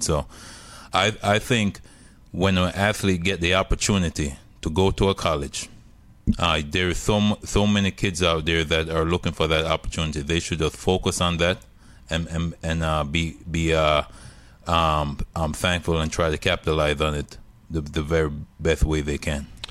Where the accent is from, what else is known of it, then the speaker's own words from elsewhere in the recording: Jamaica; moved away; I'm, I'm from Jamaica